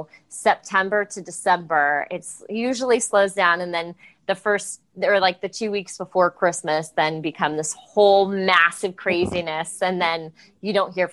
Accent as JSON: {"language": "English", "town": "Los Angeles", "region": "California", "country": "United States", "tie": "born or raised there", "said": "I grew up in LA, so I have a lot of random, you know, most people I know are in the industry in some way, just kind of a byproduct of growing up in Los Angeles"}